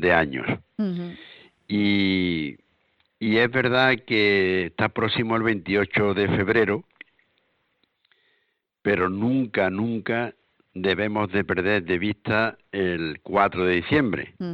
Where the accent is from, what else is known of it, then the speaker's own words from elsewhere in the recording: Andalusia, Spain; el que nosotros decidiéramos ¿eh? como pueblo andaluz